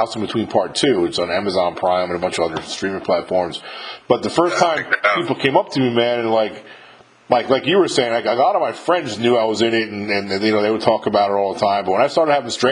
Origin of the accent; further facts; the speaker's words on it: New York, United States; moved away as an adult; now in Mississippi, United States; I'm not from Mississippi. I'm from New York originally, but I ended up here about 20 years ago